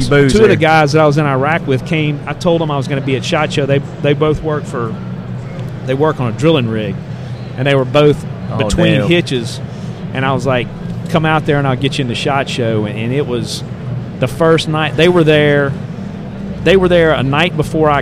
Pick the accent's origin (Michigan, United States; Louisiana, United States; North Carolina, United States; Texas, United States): Louisiana, United States; Ruston; I'm from Ruston, Louisiana, where Louisiana Tech is